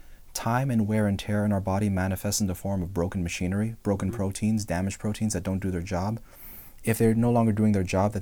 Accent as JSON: {"language": "English", "region": "Northeast", "country": "United States", "moved": "yes", "lives_now": "Texas, United States", "said": "I'm from the Northeast, right. And we have forests in the Northeast"}